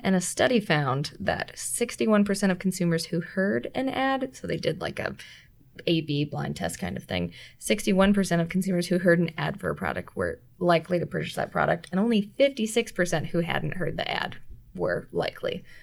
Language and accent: English; Illinois, United States; my home state